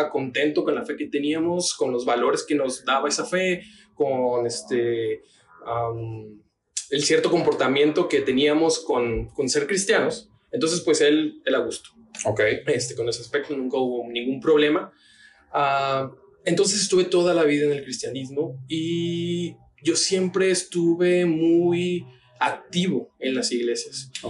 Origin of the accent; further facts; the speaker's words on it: Tabasco, Mexico; also born or lived in Oaxaca; now in Guadalajara, Mexico; Entonces yo viví en Tabasco, pero también viví en Oaxaca por cuestiones del trabajo de mi papá